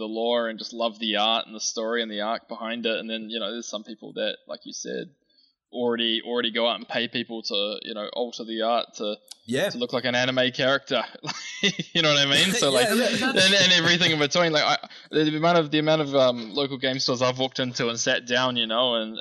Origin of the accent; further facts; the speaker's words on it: New Zealand; being a New Zealander